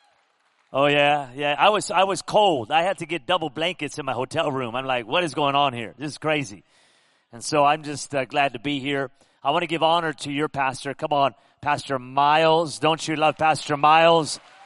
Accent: Pico Rivera, California, United States; moved away as an adult; now in Las Vegas, United States; I grew up in Southern California, Pico Rivera

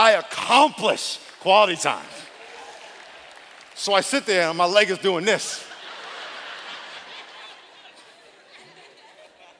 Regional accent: East Coast, United States; moved away; I grew up on the East Coast

